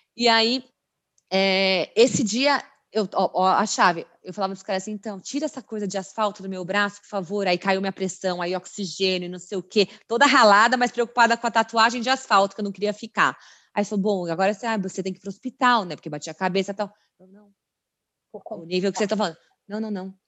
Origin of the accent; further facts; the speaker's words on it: Brazil; Fui a primeira brasileira da prova